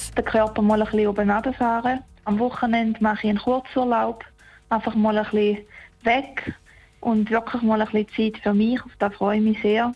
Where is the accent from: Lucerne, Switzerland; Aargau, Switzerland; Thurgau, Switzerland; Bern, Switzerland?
Thurgau, Switzerland; Mettendorf; in Mitterdorf, wo ich aufgewachsen bin